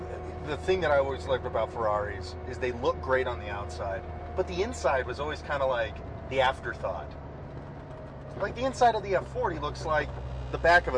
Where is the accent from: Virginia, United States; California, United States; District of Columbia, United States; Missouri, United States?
California, United States; I'm from California.